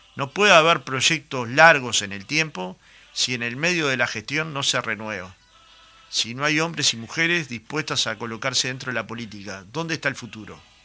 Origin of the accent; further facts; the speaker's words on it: Goes / Jacinto Vera neighbourhood, Montevideo, Uruguay; Yo era un niño, iba a la cancha de Goe muchas veces